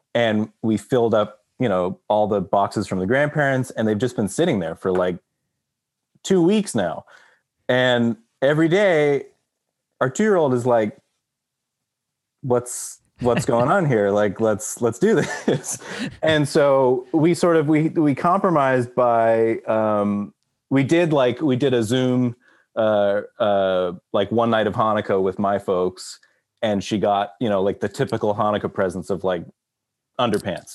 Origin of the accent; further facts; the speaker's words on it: Texas, United States; moved away; I grew up in Texas